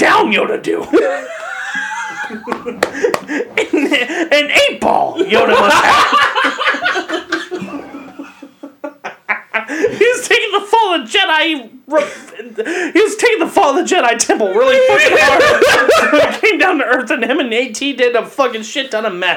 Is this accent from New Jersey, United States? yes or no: no; Northern Kentucky, United States; I grew up in Northern Kentucky, not the most diverse area